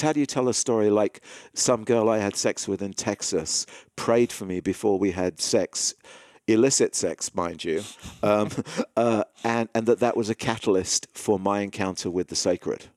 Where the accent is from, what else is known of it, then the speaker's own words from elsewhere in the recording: England, United Kingdom; moved away; growing up in England and going to English school